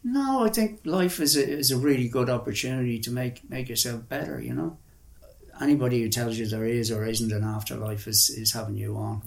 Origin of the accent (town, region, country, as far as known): Ireland; moved away as an adult; also born or lived in India